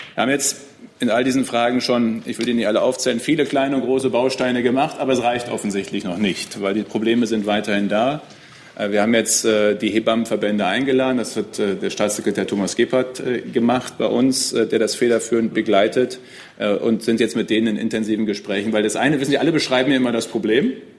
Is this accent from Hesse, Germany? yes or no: no; Münsterland, North Rhine-Westphalia, Germany; bei uns im Münsterland